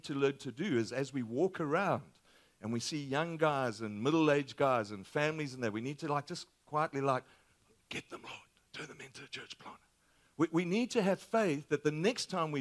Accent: Australia; moved away; my accent is a little different. We're from Australia.

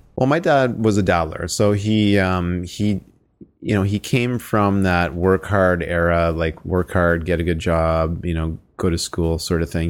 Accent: Sarnia, Ontario, Canada; born and raised in Sarnia, Ontario

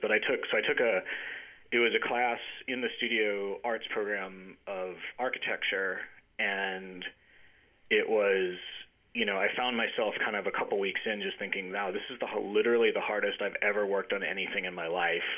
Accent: Jackson, Mississippi, United States; moved away as an adult; also born or lived in Connecticut; I grew up in Mississippi, and I, uh, you know, in in the town of Jackson

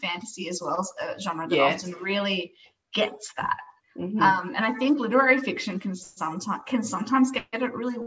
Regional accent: Brisbane, Queensland, Australia; moved away as an adult; now in Melbourne, Australia; I grew up in Brisbane. I only moved to Melbourne a couple of years ago, so I'm a very recent expat of Brisbane.

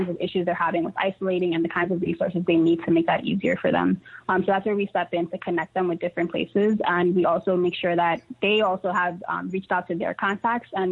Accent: New York City, New York, United States; I grew up in Harlem

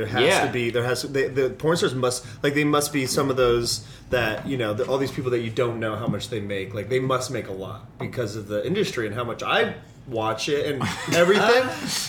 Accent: Tucson, Arizona, United States; I'm from Tucson, yeah.

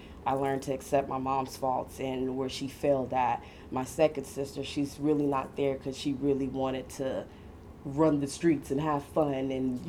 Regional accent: Miami, Florida, United States; I was born in Miami.

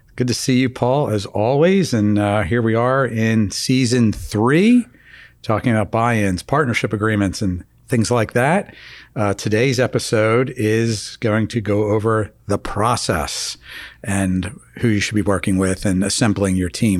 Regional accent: Philadelphia, Pennsylvania, United States; growing up in Philadelphia in the, oh, I guess, you know, mid, late seventies, early eighties

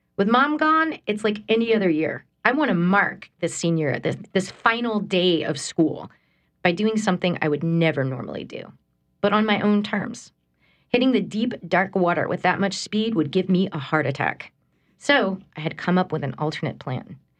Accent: United States; moved away as an adult; also born or lived in Texas / New York / Connecticut; I'm from here, I'm from Homa, but then I was in school in Texas.

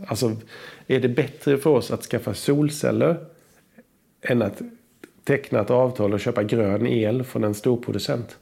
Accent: Sweden; jag är född i Sverige

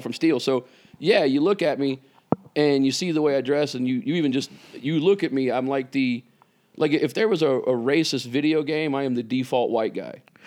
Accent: Vicksburg, Mississippi, United States; moved away; I was raised in Mississippi, a town called Vicksburg, Mississippi.

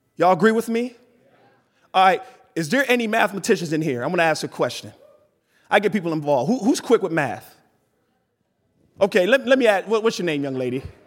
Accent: East Coast, United States; I grew up born and raised on the East Coast

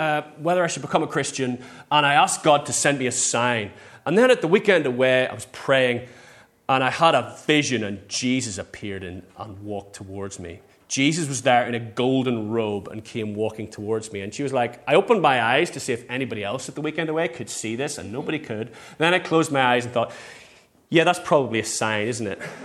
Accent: England, United Kingdom; we're English

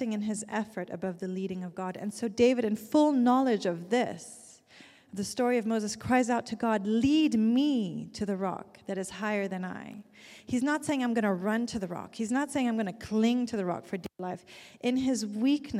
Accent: Zurich, Switzerland; moved away; my hometown in Zurich

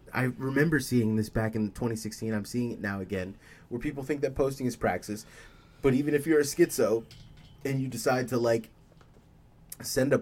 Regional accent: United States; I'm an American.

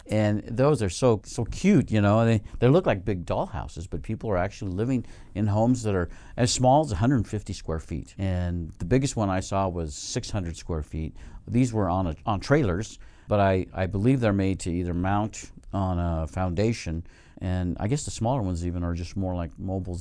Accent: Reno, Nevada, United States; we're from Reno, uh, Nevada

